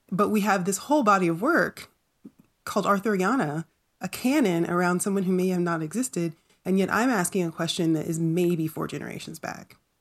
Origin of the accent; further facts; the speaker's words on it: North Carolina, United States; growing up in North Carolina